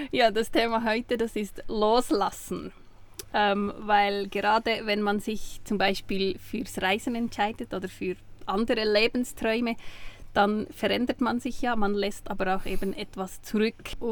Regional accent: Switzerland; Ja, aber du äh, hörst uns Schweizer Hochdeutsch sprechen mit Akzent

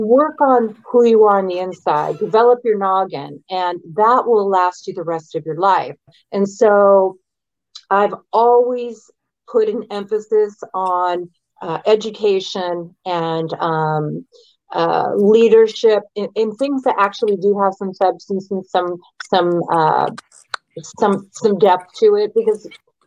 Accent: the South, United States; moved away; I was raised in the South for a good number of years

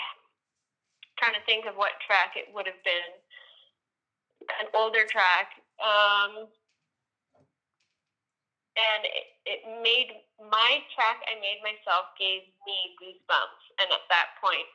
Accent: Calgary, Alberta, Canada; I'm from Calgary, Alberta, Canada

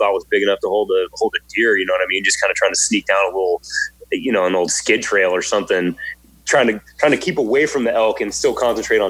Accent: Redding, California, United States; now in Santa Rosa, United States; I'm in Santa Rosa now, and I grew up in Redding

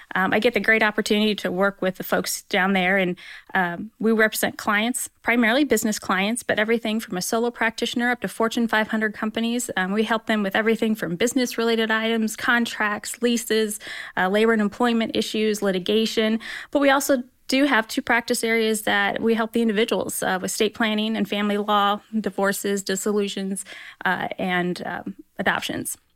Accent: Roanoke, Indiana, United States; also born or lived in Hillsdale, Michigan; now in Fort Wayne, United States; I grew up down in Roanoke, but I actually went to Bishop Lewis High School.

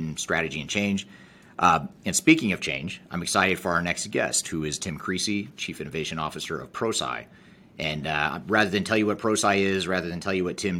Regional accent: Colorado, United States; You and I are both from Colorado

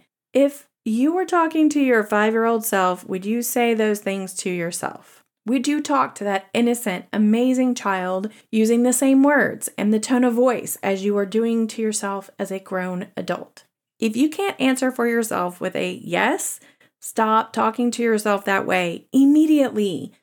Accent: the South, United States; accent: Southern; I question the implication that being a Southerner with an accent makes someone less intelligent than someone else without a Southern accent.

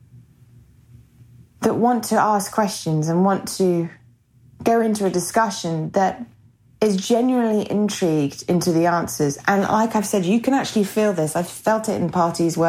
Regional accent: England, United Kingdom; also born or lived in America; now in United States; being English, living in America, going back over to England

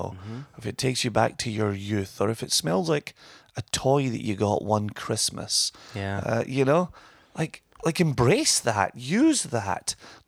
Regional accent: Scotland, United Kingdom; And I'm Scottish and there shouldn't be waste here.

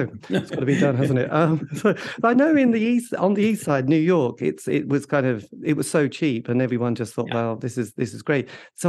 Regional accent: England, United Kingdom; from England

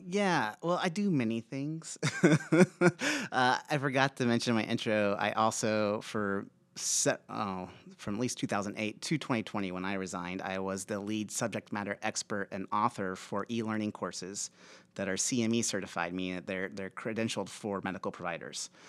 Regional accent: Aurora, Nebraska, United States; I grew up in Aurora, Nebraska, a small farming town, um, in the eighties

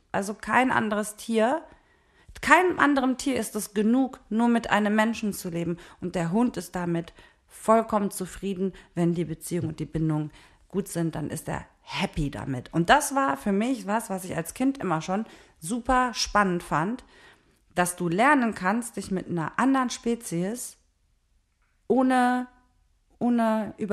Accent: Neuss, North Rhine-Westphalia, Germany; now in Berlin, Germany; ich komme ja eigentlich aus Neuss, aus dem Rheinland. So, da haben wir gelebt.

